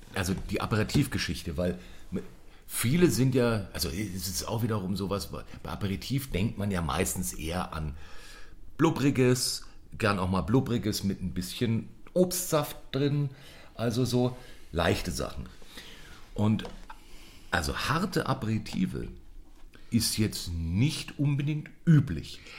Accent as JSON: {"language": "German", "town": "Munich", "region": "Bavaria", "country": "Germany", "said": "als Münchner"}